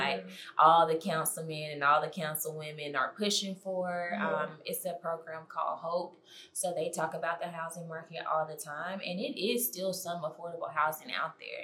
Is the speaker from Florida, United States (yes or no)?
no; Nashville, Tennessee, United States; both of us being a Nashville native